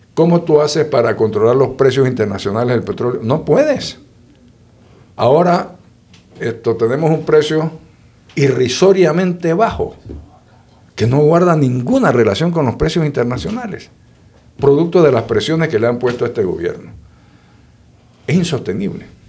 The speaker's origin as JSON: {"language": "Spanish", "town": "Boquete", "region": "Chiriquí", "country": "Panama", "tie": "born or raised there", "said": "yo me crié en Boquete, en Chiriquí."}